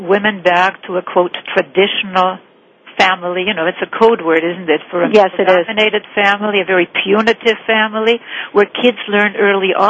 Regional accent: Cuba; also born or lived in Vienna, Austria; growing up in Cuba in poverty

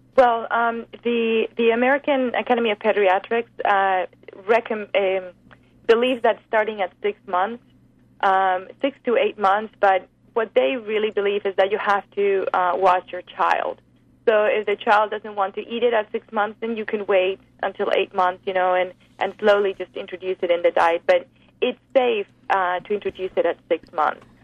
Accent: Spain; moved away; I grew up in Spain on the Mediterranean diet

